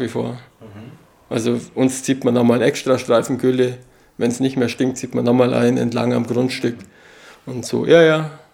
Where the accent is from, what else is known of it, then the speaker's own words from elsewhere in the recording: Allgäu, Bavaria, Germany; das steht für Heimat, also für meine Heimat